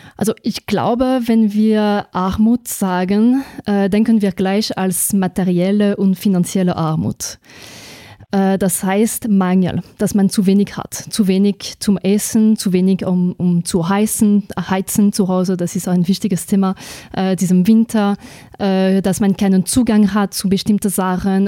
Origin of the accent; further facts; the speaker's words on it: France; German is a second language; moved away as an adult; now in Austria; ich komme aus Frankreich zuerst, muss ich sagen, weil ich glaube, dass man das eigentlich gleich hört äh, bei meiner Sprache. Ich bin in Österreich seit zwölf Jahren